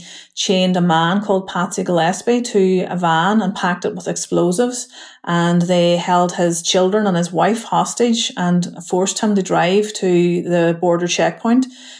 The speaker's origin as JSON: {"language": "English", "region": "Northern Ireland", "country": "United Kingdom", "said": "Northern Ireland is part of the UK. But, you know, we're in a land that has a land border with the EU"}